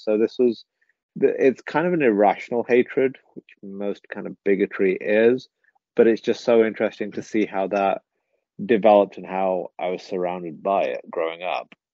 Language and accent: English; England, United Kingdom; first language English; I was born in England, so British. You know that that is the only country I've known. English is my first language